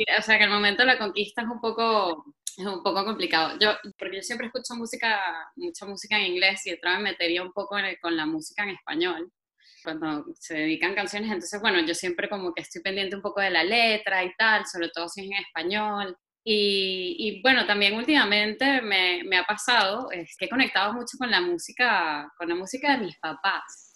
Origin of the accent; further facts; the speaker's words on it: Venezuela; now in Spain; yo soy venezolana y me encanta ser venezolana